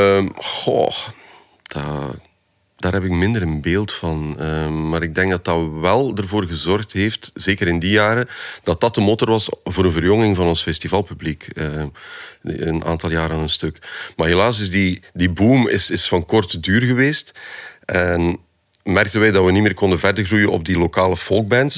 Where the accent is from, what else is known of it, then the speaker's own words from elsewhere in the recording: Poperinge, Flanders, Belgium; Ik ben van de Westhoek.